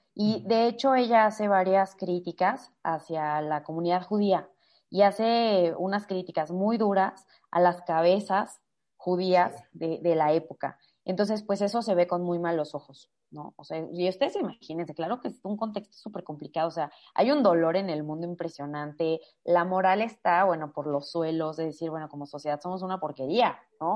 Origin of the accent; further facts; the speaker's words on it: Irapuato, Guanajuato, Mexico; soy de Guanajuato, de Irapuato eh, específicamente